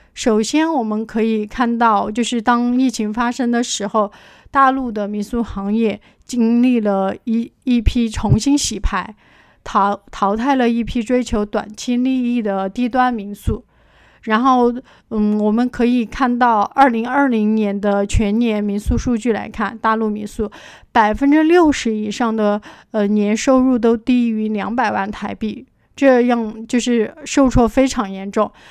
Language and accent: Chinese; Chengdu, Sichuan, China; 我来自四川成都， 在两岸民宿行业有八年的从业经历